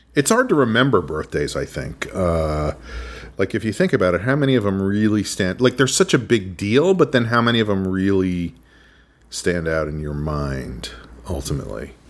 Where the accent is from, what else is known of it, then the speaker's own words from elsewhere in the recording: New Rochelle, New York, United States; I went to summer school at Iona College in my hometown of New Rochelle